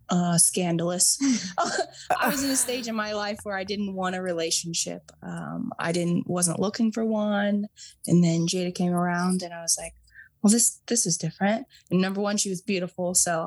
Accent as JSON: {"language": "English", "region": "Ohio", "country": "United States", "said": "I'm from Ohio."}